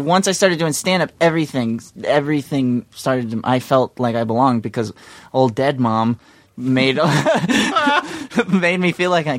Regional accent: the South, United States; now in Venice, United States; I live in Venice, and I hear you live in Venice, and I'm from the South, and I know you're from the South

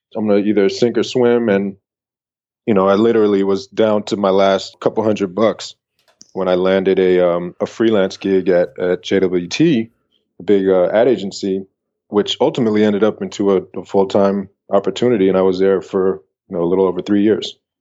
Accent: San Francisco, California, United States; moved away as an adult; also born or lived in Atlanta / Denmark; I came from San Francisco

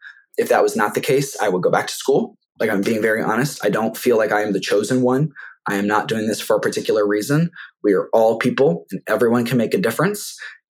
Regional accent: Sarasota, Florida, United States; It's also my hometown.

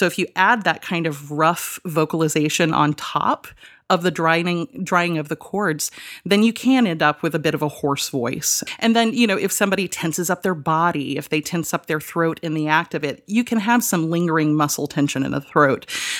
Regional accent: Georgia, United States; born or raised there

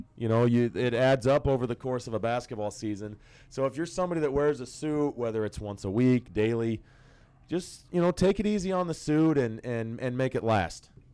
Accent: Nebraska, United States; I grew up in Nebraska, um, and the bulk of my youth was in the '90s.

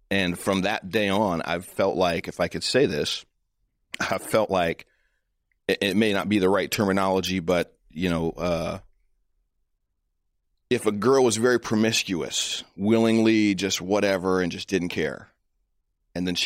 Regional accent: United States; You know, as a American, as a Christian, as a as a black man, as a husband, as a father, this is what I see is at stake.

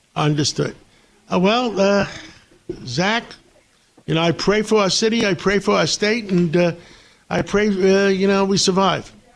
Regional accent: New York, United States; I'm a New Yorker.

